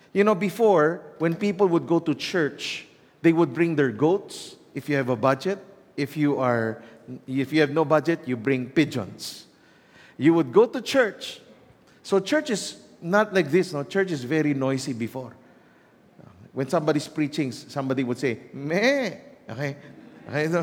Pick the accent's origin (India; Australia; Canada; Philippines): Philippines; Growing up in the Philippines